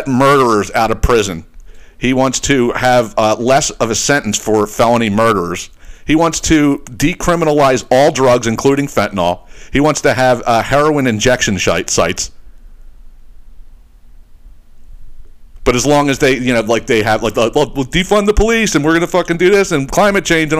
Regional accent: Northeast, United States; a family that we grew up with in the Northeast

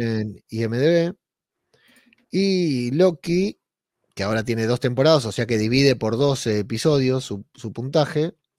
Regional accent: Argentina; moved away as an adult; now in Spain; Hoy se cumplen dos años de que me fui de Argentina mañana se cumplen dos años, el 12 de noviembre se cumplen dos años de que llegué a España

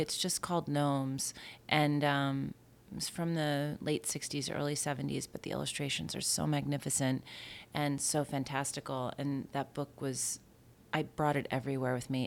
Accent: Bayport, New York, United States; I grew up, um, in Bayport on Long Island

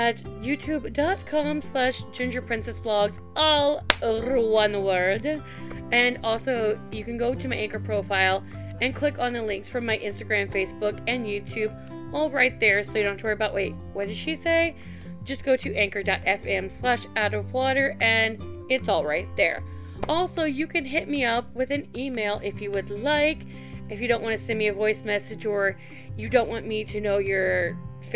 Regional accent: Midwest, United States; moved away as an adult; also born or lived in Tennessee / North Carolina; I grew up on the Ohio River

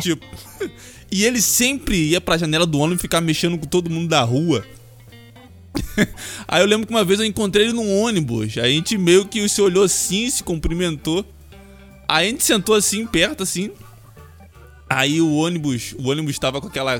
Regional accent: Duque de Caxias, Rio de Janeiro, Brazil; Não, mas eu cresci aqui, cara. Eu nasci em Duque de Caxias

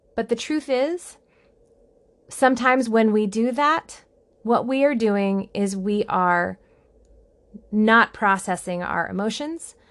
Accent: United States; I am an American

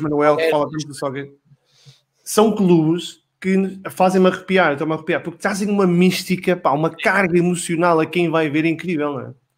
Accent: Esposende, Norte, Portugal; Eu sou de Esposena

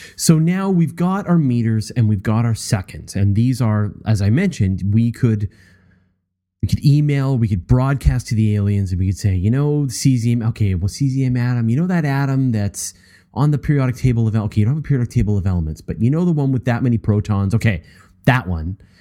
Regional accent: Canada; I, I'm a Canadian, and so I think in metric.

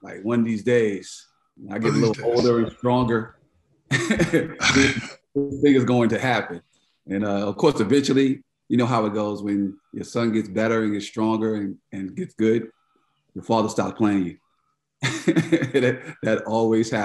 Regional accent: New York City, New York, United States; moved away as an adult; also born or lived in North Carolina / San Francisco; I grew up in Queens, New York

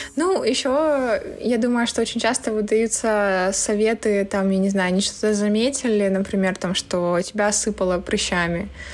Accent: Barnaul, Altai Krai, Russia; так как я родом из Барнаула, я частенько ездила в Горный Алтай

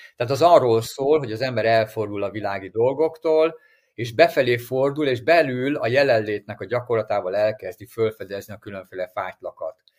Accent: Hungary; ha mi magyarok vagyunk

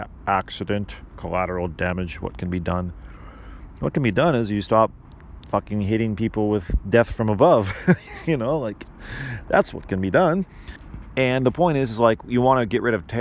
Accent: United States; now in Japan; I'm an American citizen

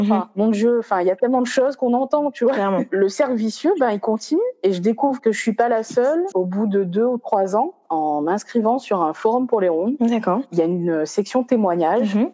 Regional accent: Réunion; also born or lived in Metropolitan France; now in France; j'ai quitté la Réunion pour venir en, dans l'Hexagone.

